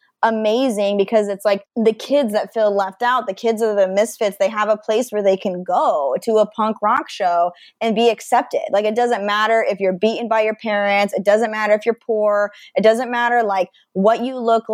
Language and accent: English; Idaho, United States; moved away as an adult; also born or lived in Seattle; growing up in Idaho, you know, being a bisexual person